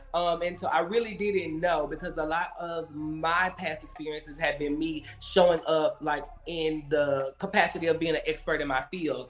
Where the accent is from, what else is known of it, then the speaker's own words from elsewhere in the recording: right outside of Memphis, Tennessee, United States; moved away as an adult; also born or lived in Nashville, Tennessee; now in Los Angeles, United States; Originally, I'm from Tennessee. Um, okay. I grew up in right outside of Memphis, Tennessee